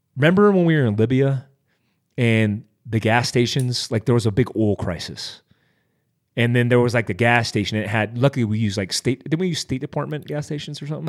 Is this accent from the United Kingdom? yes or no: no; Daytona Beach, Florida, United States; when I grew up in Daytona Beach, Florida